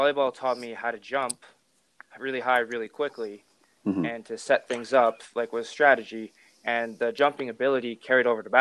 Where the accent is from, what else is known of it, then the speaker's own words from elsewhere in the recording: West Kelowna, British Columbia, Canada; I'm from West Kelowna, British Columbia.